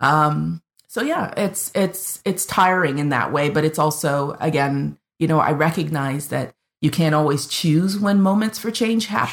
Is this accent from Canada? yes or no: yes; Canada; I'm the Canadian